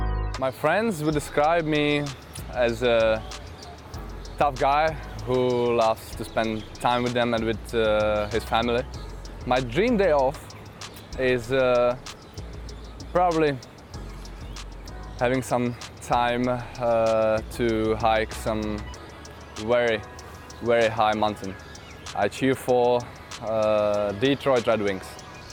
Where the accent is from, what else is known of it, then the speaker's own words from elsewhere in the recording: Mladá Boleslav, Central Bohemian Region, Czechia; born there; I was born in Mladá Boleslav in Czech Republic.